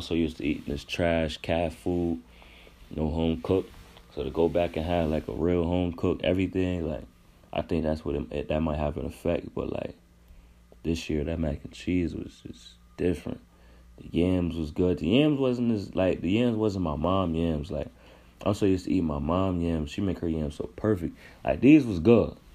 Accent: Rochester, New York, United States; now in Greensboro, United States; I'm from Rochester, New York

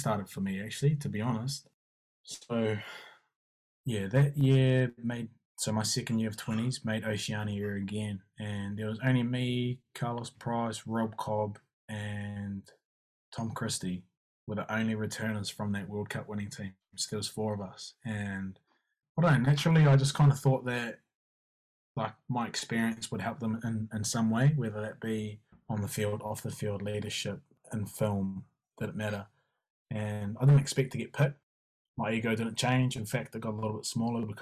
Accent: Taranaki, New Zealand; also born or lived in Hawera; growing up in the Naki, being an 18-year-old Māori boy

